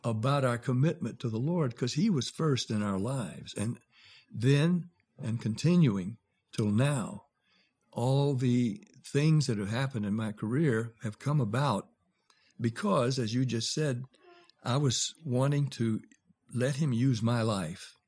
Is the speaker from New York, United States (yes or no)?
no; Nashville, Tennessee, United States; also born or lived in Jacksonville, Florida; I'm from Jacksonville, Florida. I was raised in Nashville